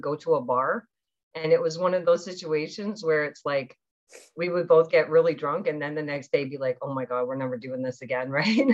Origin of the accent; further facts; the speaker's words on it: Newfoundland and Labrador, Canada; moved away; also born or lived in Toronto; my mom was still in Newfoundland with us. So we lived with my grandmother and John